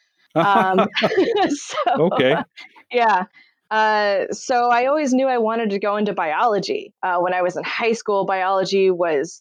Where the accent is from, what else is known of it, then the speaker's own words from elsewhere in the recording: Lafayette, California, United States; now in San Rafael, United States; I'm originally from Lafayette and Contra Costa County